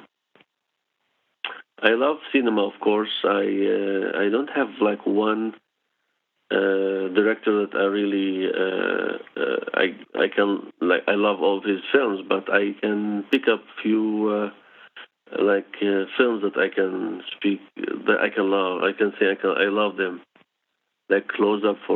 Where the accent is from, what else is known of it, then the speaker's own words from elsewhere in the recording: Israel; English is a second language; I was born in Israel